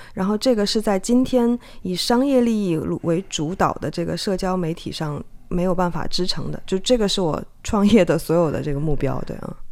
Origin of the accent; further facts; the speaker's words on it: China; moved away as an adult; also born or lived in Hong Kong; now in Taiwan; 因为我是从中国大陆出生长大，然后到香港念大学跟做记者嘛